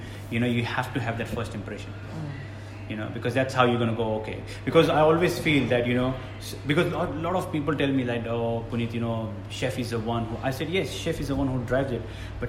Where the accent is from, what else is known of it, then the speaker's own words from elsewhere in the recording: Australia; also born or lived in India; I was born in India, but I was brought up in Australia.